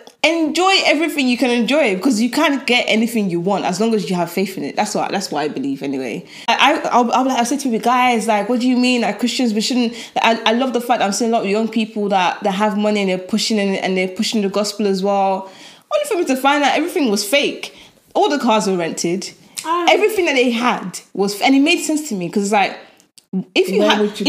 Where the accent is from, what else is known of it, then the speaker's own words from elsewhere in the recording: Birmingham, West Midlands, United Kingdom; accent: Birmingham; I'm from Birmingham